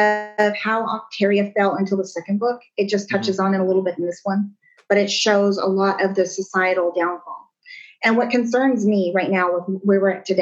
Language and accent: English; Southern California, United States; also born or lived in Maryland; I grew up in Southern California.